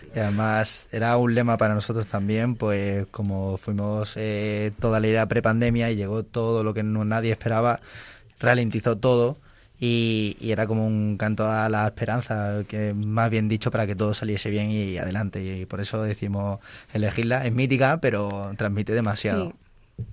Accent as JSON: {"language": "Spanish", "region": "Ceuta", "country": "Spain", "tie": "born or raised there", "moved": "yes", "said": "yo vengo de Ceuta, de un colegio, lo, San Agustín, los Agustinos de Ceuta"}